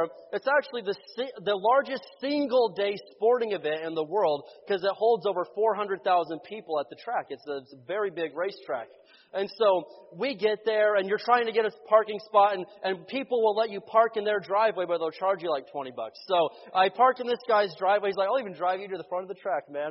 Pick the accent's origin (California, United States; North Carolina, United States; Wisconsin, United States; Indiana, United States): Indiana, United States; moved away as an adult; also born or lived in Oklahoma; We grew up in Indiana, but when I was living in Oklahoma